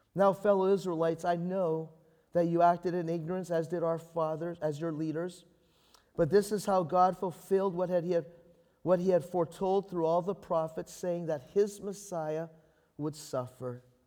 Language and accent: English; Canada; I'm a Canadian